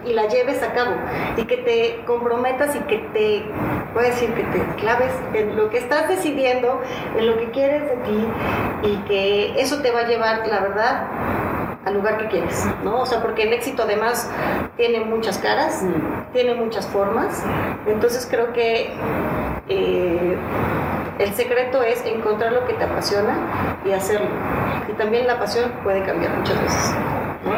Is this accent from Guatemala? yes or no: no; Mexico; como mexicanos